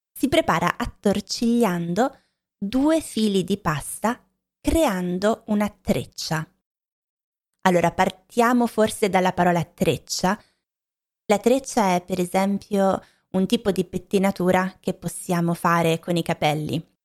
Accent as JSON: {"language": "Italian", "region": "Lombardy", "country": "Italy", "tie": "born or raised there", "said": "Anche io che sono cresciuta in Lombardia"}